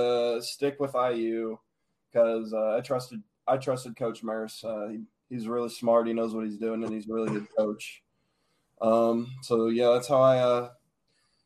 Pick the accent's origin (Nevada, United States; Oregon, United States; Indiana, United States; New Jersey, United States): Indiana, United States; Noblesville; I'm from Noblesville, Indiana. I went to Noblesville High School for 3 years